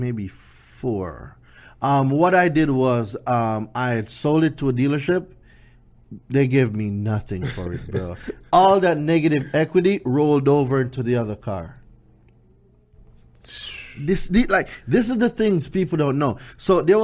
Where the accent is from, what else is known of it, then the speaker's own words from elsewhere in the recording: Jamaica; moved away as an adult; now in United States; I came here from Jamaica, right? So for those of you who don't know, I lived in Jamaica until I was about